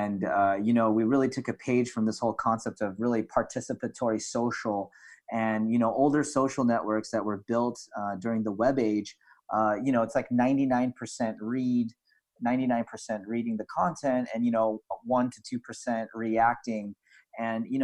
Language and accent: English; Philippines; we're in Southeast Asia. So you have kind of that Malay type of experience. But, you know, being a colony of Spain